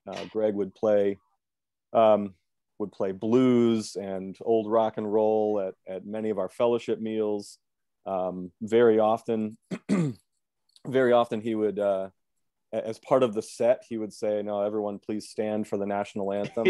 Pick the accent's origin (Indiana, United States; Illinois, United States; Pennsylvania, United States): Pennsylvania, United States; Lancaster; moved away as an adult; now in Chicago, United States; I was born and raised in Lancaster